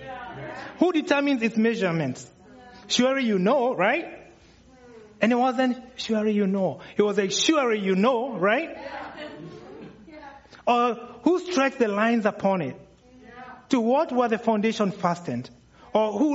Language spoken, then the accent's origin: English; Kenya; moved away; for those of you wondering where the accent's coming from, I'm from Kenya